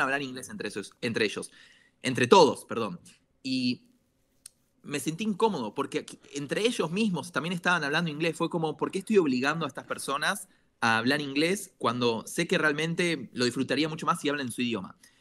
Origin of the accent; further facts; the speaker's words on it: Argentina; now in Israel; soy un argentino que vive en Israel